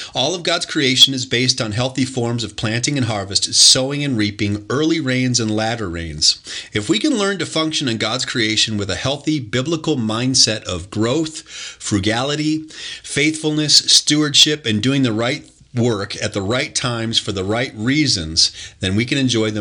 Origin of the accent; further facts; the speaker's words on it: Detroit, Michigan, United States; I'm a son of Detroit. I was born in Detroit, Michigan